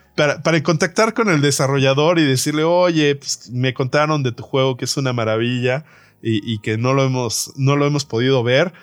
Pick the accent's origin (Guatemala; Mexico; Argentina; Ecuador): Mexico